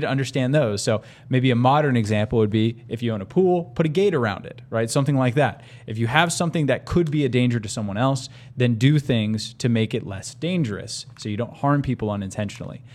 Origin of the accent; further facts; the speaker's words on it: United States; now in Tucson, United States; as an American